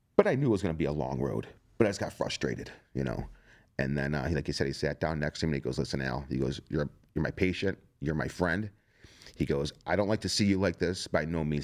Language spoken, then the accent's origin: English; Strongsville, Ohio, United States; I'm a plumber from Strongsville, Ohio